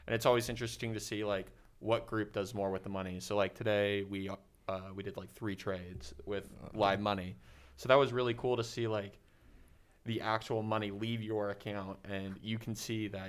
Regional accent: Boise, Idaho, United States; I'm from Boise, Idaho

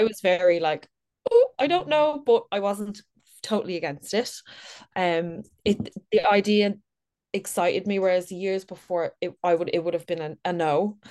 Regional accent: Dublin, Leinster, Ireland; I'm thirty, from Dublin. I've, born and raised in Dublin.

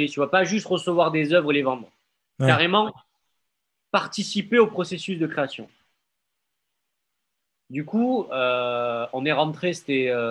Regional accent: Marseille, Provence-Alpes-Côte d'Azur, France; Je viens des quartiers nord de Marseille.

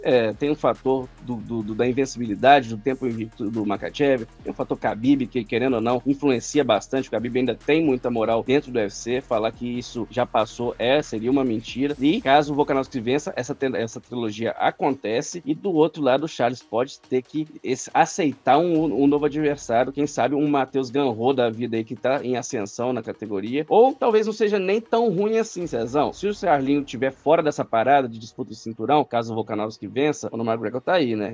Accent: Brazil; como brasileiro

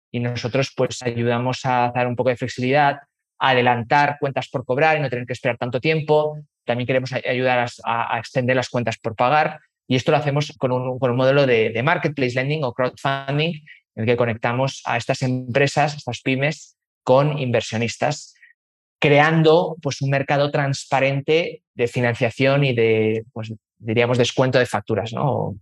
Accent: Spain; moved away as an adult; also born or lived in London / Chile; now in Mexico; Pues de dónde vengo, pues yo soy español, eh, tengo 36 años, que llevo pues o sea, 36 años español, pero llevo ya más de 15 años viviendo fuera de España

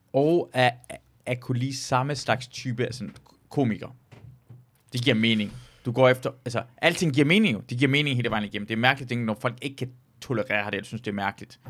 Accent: Denmark; jeg voksede op i Danmark

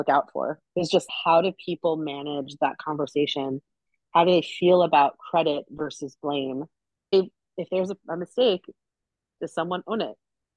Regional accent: Long Island, New York, United States; moved away as an adult; now in Pacific Northwest, United States; I grew up in New York. I grew up on Long Island

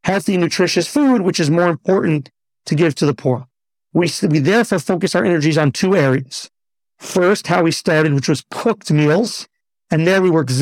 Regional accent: New York, United States; moved away as an adult; also born or lived in Teaneck, New Jersey / Riverdale, New York; now in Israel; I grew up in New York till the age of 15. Then we went just a little bit over the George Washington Bridge, continued in Teaneck, New Jersey

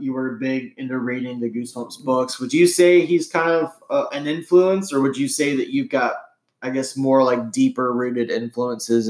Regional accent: Birmingham, Alabama, United States; growing up in Birmingham

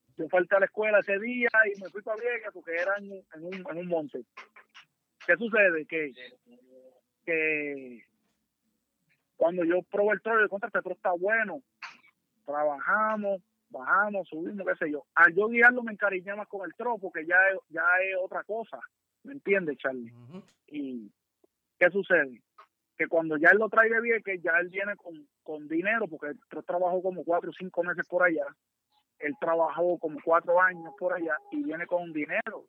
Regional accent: Naguabo, Puerto Rico; nosotros somos los … de Nahuabo

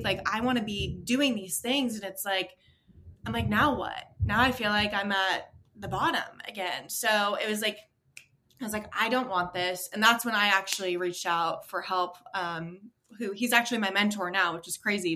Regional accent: Maine, United States; I was born and raised in Maine, so everyone knows each other in that small town.

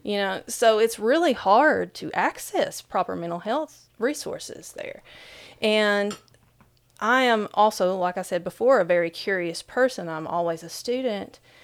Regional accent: Whitesburg, Kentucky, United States; in my hometown, Whitesburg, Kentucky, there's around fifteen hundred people

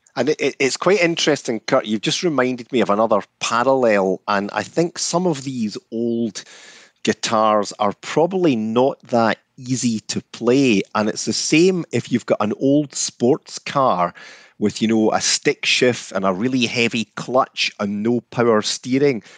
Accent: Scotland, United Kingdom; I grew up in Scotland throughout the sixties and seventies

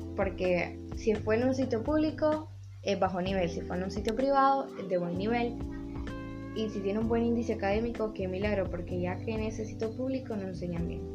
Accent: Honduras; todos somos ciudadanos de Honduras

